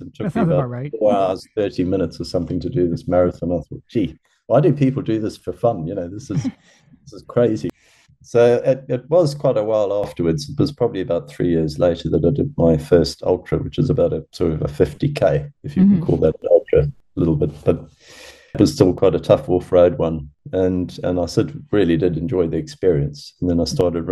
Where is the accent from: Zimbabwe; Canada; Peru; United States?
Zimbabwe; moved away; also born or lived in Durban, South Africa; I was brought up sort of in Zimbabwe and then we moved over to Durban in South Africa.